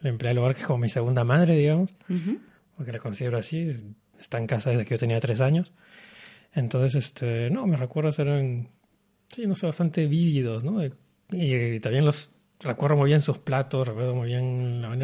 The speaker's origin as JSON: {"language": "Spanish", "country": "Peru", "also_born_or_lived": "Paris, France / Berlin, Germany", "moved": "as an adult", "lives_now": "Kuala Lumpur, Malaysia", "said": "me fui de Perú, porque soy peruano, me fui de Perú a los 21 años"}